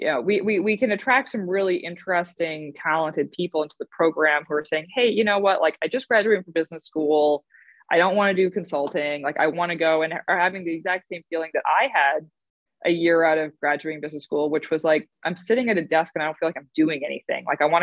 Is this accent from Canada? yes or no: yes; Canada; moved away; I grew up in Canada